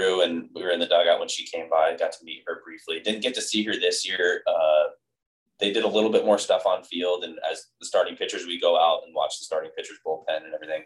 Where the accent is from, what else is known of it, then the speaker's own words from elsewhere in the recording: Arizona, United States; Growing up in Arizona